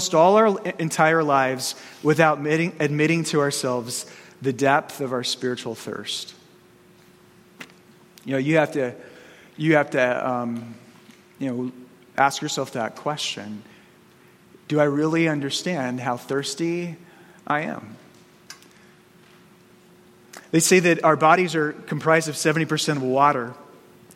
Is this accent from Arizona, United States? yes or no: yes; Arizona, United States; growing up in Arizona